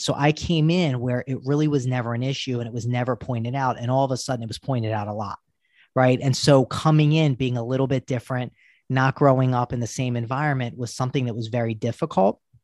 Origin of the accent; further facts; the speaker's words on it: Baltimore, Maryland, United States; I grew up in Baltimore